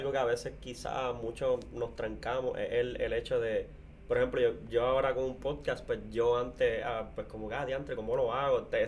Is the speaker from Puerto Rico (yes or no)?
yes; Corozal, Puerto Rico; que somos de Corozal acá